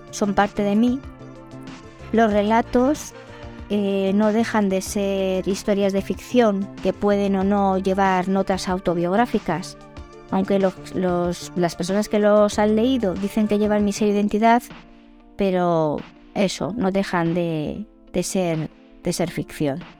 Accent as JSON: {"language": "Spanish", "town": "Madrid", "region": "Community of Madrid", "country": "Spain", "said": "soy española de Madrid, tengo 52 años y soy escritora cuando mi trabajo de contable me lo permite."}